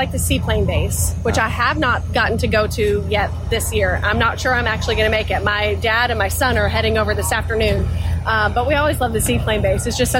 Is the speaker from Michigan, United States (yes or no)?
no; Florida, United States; now in Kentucky, United States; people that I grew up flying with in Florida